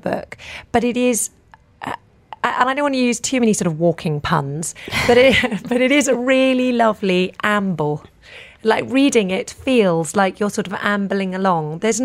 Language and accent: English; the English countryside, England, United Kingdom; moved away as an adult; now in Dubai, United Arab Emirates; I live in Dubai and not in where I grew up in the English countryside